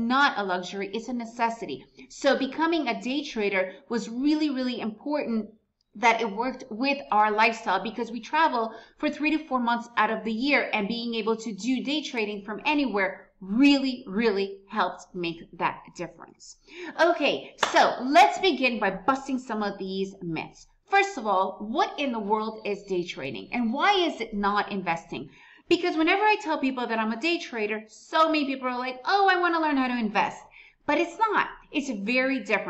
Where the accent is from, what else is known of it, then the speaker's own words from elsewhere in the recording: United States; first language Russian; English is a second language; moved away as an adult; also born or lived in Soviet Union / Costa Rica; now in Antigua, Guatemala; Me and my family arrived to the United States when I was really young. So I do speak Russian. That is my mother tongue. But because I was raised in the United States, English is my main language